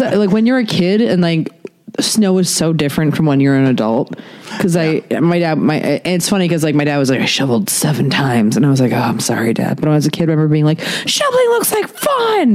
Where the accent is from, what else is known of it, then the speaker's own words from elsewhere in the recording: Maryland, United States; moved away as an adult; also born or lived in Philadelphia; now in Los Angeles, United States; I'm from Maryland originally.